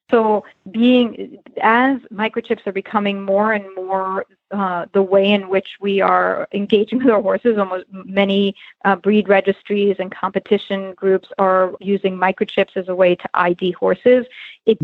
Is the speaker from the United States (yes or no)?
yes; New York, United States; I grew up in New York and rode hunter jumpers as a uh, kid